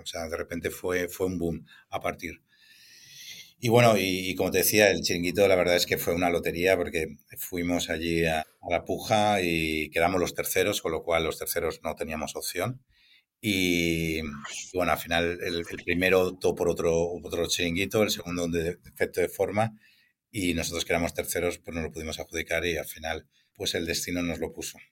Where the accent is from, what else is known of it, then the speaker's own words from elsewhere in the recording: Valencia, Valencian Community, Spain; also born or lived in Barcelona; estaba desplazado en Barcelona y la forma de, volver a Valencia